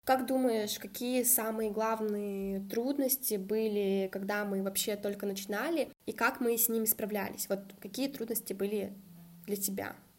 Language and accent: Russian; Kazakhstan; moved away as an adult; also born or lived in Saint Petersburg, Russia; Родилась в Казахстане и переехала учиться в Петербург